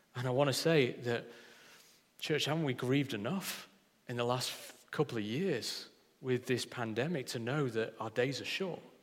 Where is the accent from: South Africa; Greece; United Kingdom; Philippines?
United Kingdom; Yorkshire and the Humber; I'm a Yorkshireman through and through